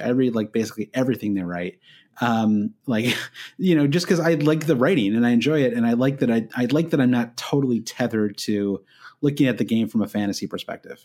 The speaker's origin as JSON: {"language": "English", "country": "United States", "said": "as an American"}